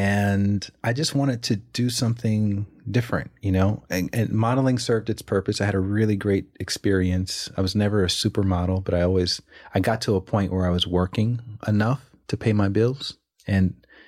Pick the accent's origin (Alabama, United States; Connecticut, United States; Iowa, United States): Alabama, United States; now in Los Angeles, United States; I'm from Alabama, so there's no one in Alabama named …, right? But I took on the name once I moved to Los Angeles.